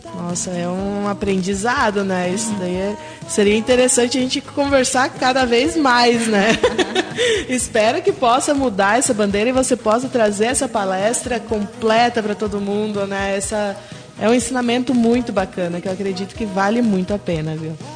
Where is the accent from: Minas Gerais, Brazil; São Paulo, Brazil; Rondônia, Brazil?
Rondônia, Brazil; sou rondoniense